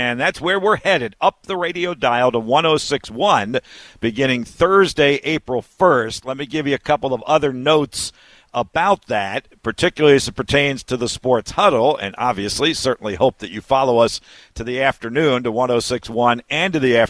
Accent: Philadelphia, Pennsylvania, United States; moved away; Philadelphia, which is my hometown.

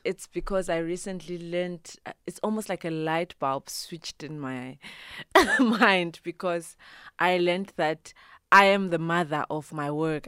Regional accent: Bulawayo, Zimbabwe; first language Ndebele; English is a second language; also born or lived in Eastern Cape, South Africa; now in South Africa; I am originally from Zimbabwe, right? I was born and bred Kobulawayo.

